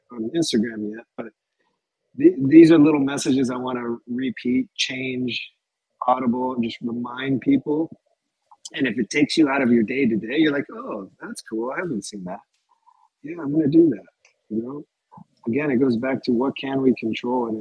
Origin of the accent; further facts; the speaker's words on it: Los Angeles, California, United States; it's in LA, it's in my hometown where I'm born, raised.